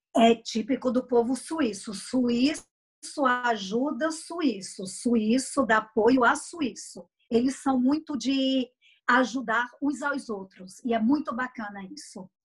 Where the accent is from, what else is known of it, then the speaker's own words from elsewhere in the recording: Brazil; now in Switzerland; como brasileira